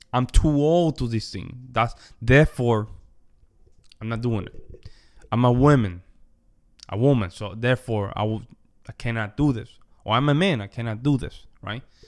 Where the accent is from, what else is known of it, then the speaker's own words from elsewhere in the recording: Las Marías, Puerto Rico; moved away; also born or lived in Wyoming / New York; I come from Puerto Rico, from the Commonwealth, right? Small town called Las Marias, very small town in the countryside of the island